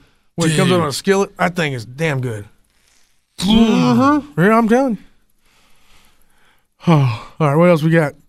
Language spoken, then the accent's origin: English; the South, Southern United States, United States; And this first one offends me as a Southerner more than most things could offend me as a Southerner.